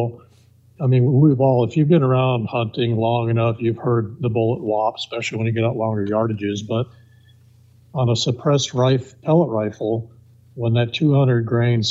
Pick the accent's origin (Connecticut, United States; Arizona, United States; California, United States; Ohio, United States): Arizona, United States; Tucson; I was born in Tucson, so native Arizona, and started hunting at the age of 10